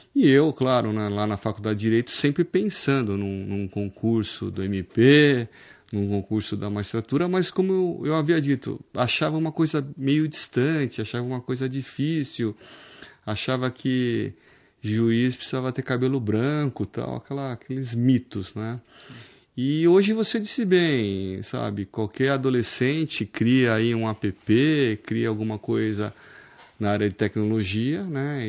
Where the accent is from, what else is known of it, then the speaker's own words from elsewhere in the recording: Osasco, São Paulo, Brazil; now in Piracicaba, Brazil; eu nasci em Osasco, né? Hoje eu sou cidadão piracicabano